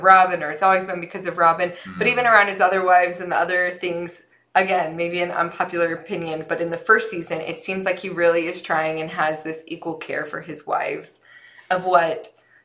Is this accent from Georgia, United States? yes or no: no; St. George, Utah, United States; we both grew up in southern Utah.